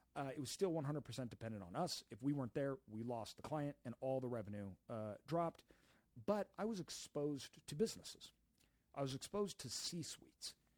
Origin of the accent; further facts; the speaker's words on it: Idaho, United States; moved away as an adult; also born or lived in Brazil; we grew up in Idaho